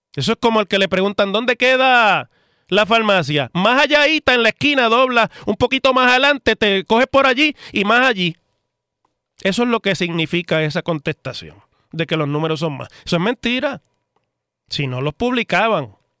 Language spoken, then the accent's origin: Spanish; Puerto Rico